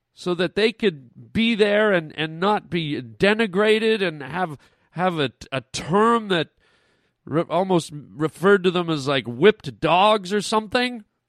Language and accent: English; Canada; now in United States; I wasn't even raised in the United States. I'm Canadian